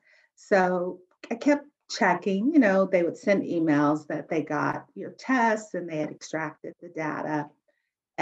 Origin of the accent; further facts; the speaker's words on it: Albuquerque, New Mexico, United States; I was born in Albuquerque, New Mexico